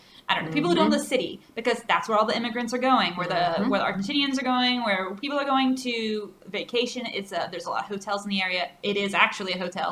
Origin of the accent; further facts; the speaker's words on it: United States; now in Chile; we are people from the United States